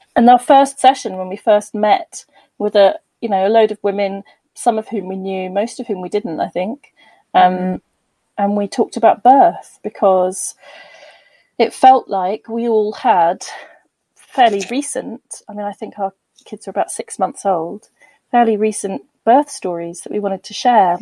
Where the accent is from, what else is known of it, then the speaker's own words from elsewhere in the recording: Bristol, South West England, United Kingdom; moved away as an adult; I was born and bred in Bristol, um, so I am a West Country girl at heart